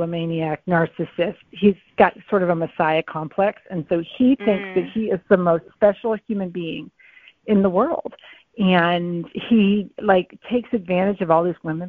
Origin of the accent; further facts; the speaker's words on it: New England, United States; I'm from New England